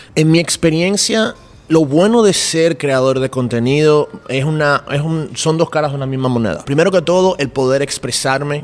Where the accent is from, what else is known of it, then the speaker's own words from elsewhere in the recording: Dominican Republic; soy de República Dominicana